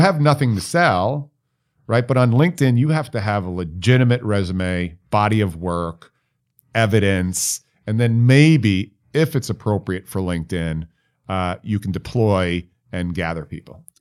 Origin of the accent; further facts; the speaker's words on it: New York, United States; I'm from New York